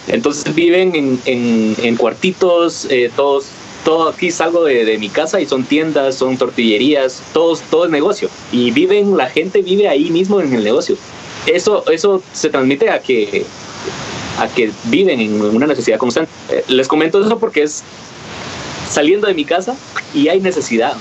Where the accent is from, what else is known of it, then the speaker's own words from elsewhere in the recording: Guatemala; como guatemaltecos